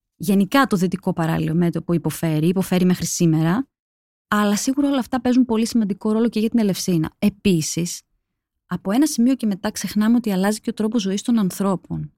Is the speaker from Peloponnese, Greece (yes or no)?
yes; Mani, Peloponnese, Greece; κατάγομαι από τη Μάνη